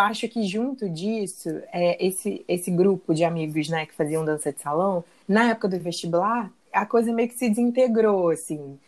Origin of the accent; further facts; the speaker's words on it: Rio de Janeiro, Brazil; Sou carioca, moro na cidade maravilhosa